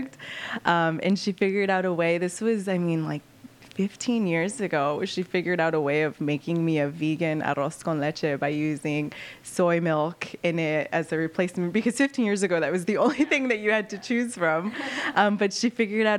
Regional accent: Los Angeles, California, United States; now in Chicago, United States; I grew up in East LA, so it is obviously the east side of Los Angeles

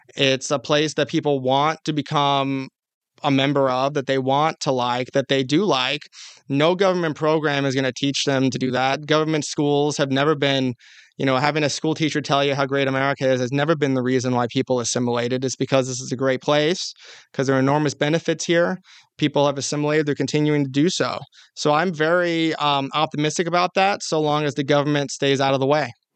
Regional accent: California, United States; my home state of California

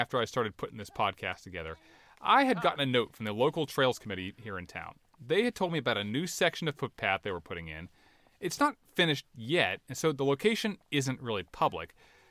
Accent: Oak Ridge, North Carolina, United States; my hometown of Oak Ridge

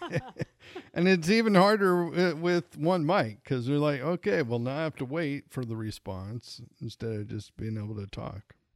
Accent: Montana, United States; I'm originally from Montana

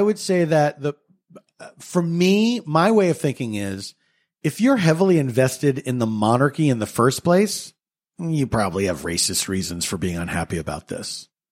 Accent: United States; we grew up in America

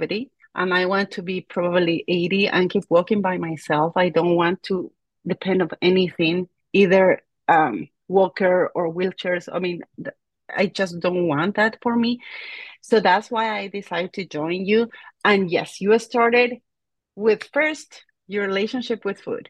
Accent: La Paz, Bolivia; moved away; I am from La Paz, Bolivia, and that's about 12,000 feet above the ocean.

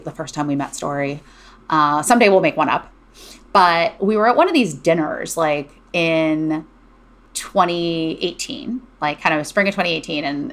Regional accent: Cleveland, Ohio, United States; moved away as an adult; also born or lived in Berkeley, California; I grew up in Cleveland, Ohio.

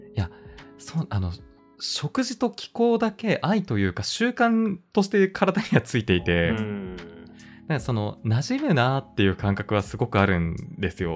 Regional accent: Kitahiroshima, Hokkaido, Japan; moved away; 北広島というところが出身

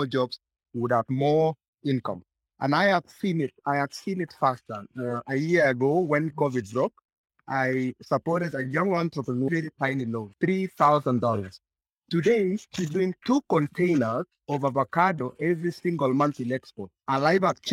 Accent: Maragua, Murang'a County, Kenya; I grew up in Maragua growing potatoes.

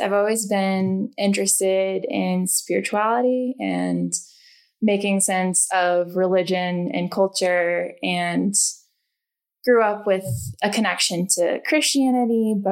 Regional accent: Taylorville, Illinois, United States; moved away as an adult; now in Colorado, United States; I grew up in Illinois in a rural town of Taylorville and moved out to Colorado about 6 years ago.

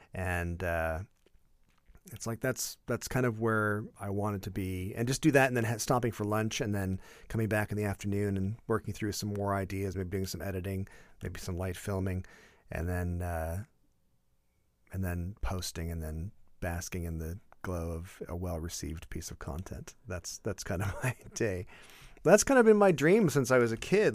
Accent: Canada; as a Canadian

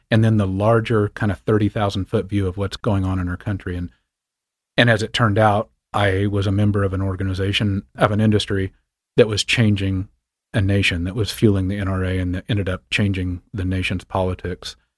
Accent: far western Kansas, United States; moved away; also born or lived in Montana; I grew up on a wheat and cattle ranch in far western Kansas, just across the Colorado border

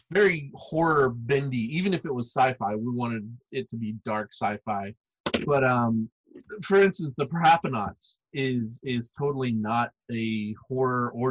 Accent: Arkansas, United States; Like I grew up in Arkansas, out in the middle of the woods, right?

